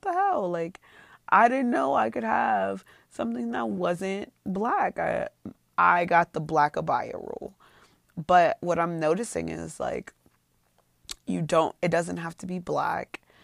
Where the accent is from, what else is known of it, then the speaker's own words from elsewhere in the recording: New York, United States; moved away as an adult; now in Saudi Arabia; I'm from New York, so, like, it was really small for me